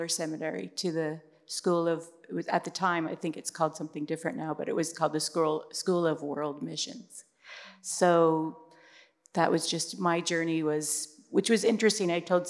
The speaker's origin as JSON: {"language": "English", "region": "Washington", "country": "United States", "moved": "yes", "said": "I'm from Washington State."}